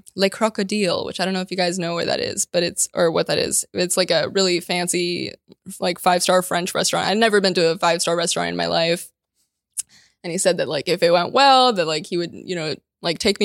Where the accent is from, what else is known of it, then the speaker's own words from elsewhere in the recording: Ukraine; moved away; so where are you from? And I was like, Ukraine